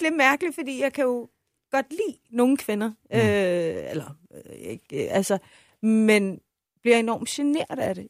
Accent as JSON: {"language": "Danish", "country": "Iran", "moved": "yes", "lives_now": "Denmark", "said": "jeg sagde, at jeg var iraner, men boede i Danmark"}